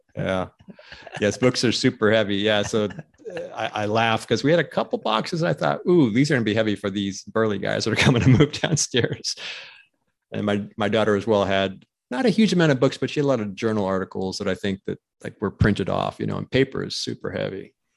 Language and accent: English; Pennsylvania, United States; now in Phoenix, United States; growing up in Pennsylvania